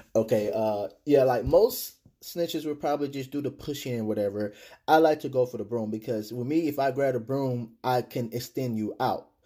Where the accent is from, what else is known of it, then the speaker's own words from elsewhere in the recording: Texas, United States; I'm from Texas